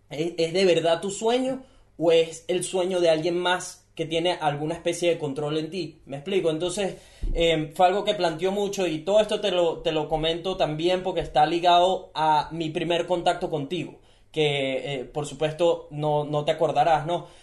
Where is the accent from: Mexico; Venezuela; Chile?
Venezuela; now in Gold Coast, Australia; yo nací en Venezuela. Yo nací en un país donde no tengo las oportunidades que tienen ellos